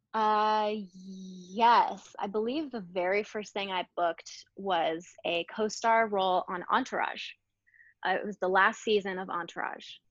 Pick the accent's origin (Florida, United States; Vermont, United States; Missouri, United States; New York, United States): Florida, United States; Jacksonville; also born or lived in California / Ponte Vedra, Florida; I was born in California, but I grew up in Jacksonville, Florida.